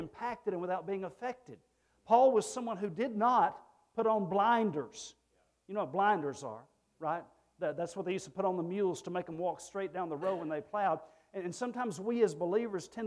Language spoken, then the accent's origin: English; Texas, United States; moved away